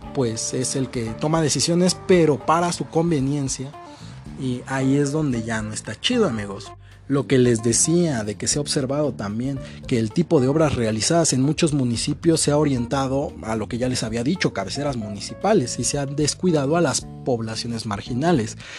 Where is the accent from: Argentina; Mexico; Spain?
Mexico; northern Mexico; Yo soy norteño